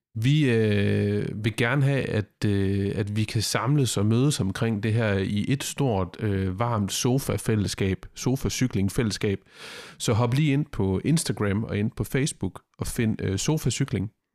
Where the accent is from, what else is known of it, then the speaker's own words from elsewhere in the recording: Denmark; som dansker i cykelsporten lige nu